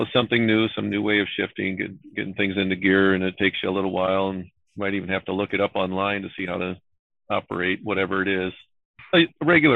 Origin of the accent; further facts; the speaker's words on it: Iowa, United States; I'm from Iowa